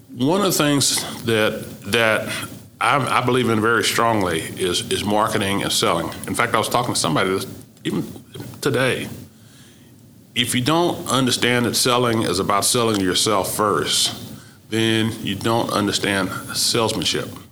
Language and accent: English; Oklahoma, United States; moved away as an adult; my growing up in Oklahoma, even in segregation, had never caused me to not feel comfortable